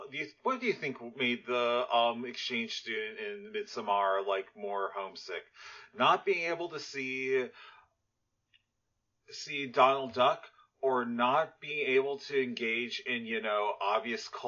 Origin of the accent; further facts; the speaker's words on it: Sweden; English is a second language; I'm from Sweden.